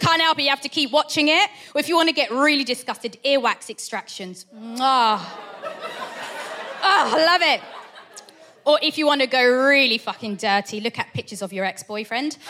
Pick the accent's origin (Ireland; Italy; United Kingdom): United Kingdom; Portsmouth, South East England; I grew up in Portsmouth